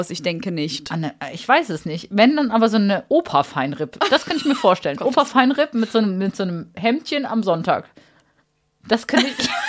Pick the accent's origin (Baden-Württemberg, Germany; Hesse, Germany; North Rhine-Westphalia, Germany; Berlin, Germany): Baden-Württemberg, Germany; Karlsruhe; Ich bin in Karlsruhe groß geworden.